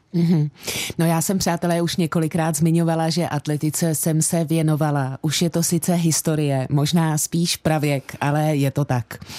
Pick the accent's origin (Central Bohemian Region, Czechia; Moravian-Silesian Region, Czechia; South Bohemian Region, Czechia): Central Bohemian Region, Czechia; Sázava; protože jsem ze Sázavy a ta je jak známo v dolíku